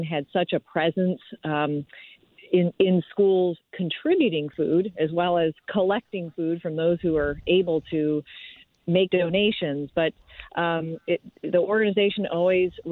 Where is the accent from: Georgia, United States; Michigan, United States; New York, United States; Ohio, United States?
Michigan, United States; now in St. Louis, United States; I'm actually originally from Michigan, but I moved to the St. Louis area in 1994